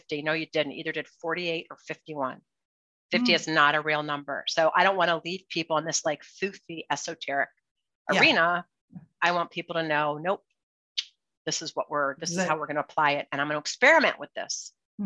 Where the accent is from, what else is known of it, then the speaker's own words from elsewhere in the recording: Cleveland, Ohio, United States; I'm from Cleveland, Ohio